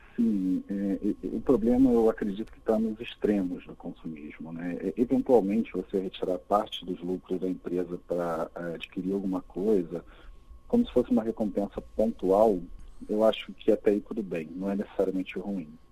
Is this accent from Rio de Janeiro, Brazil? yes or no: yes; Rio de Janeiro, Brazil; eu sou seu conterrâneo, Ricardo, também sou do Rio de Janeiro